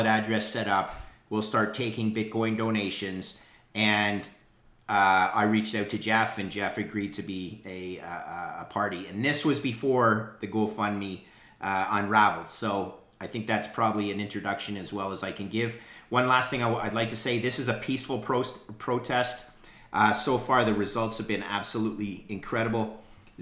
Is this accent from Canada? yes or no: yes; Canada; As a Canadian